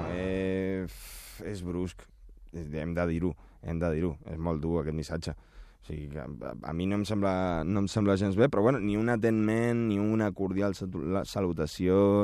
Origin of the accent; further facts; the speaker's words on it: Uruguay; moved away; jo sóc uruguaià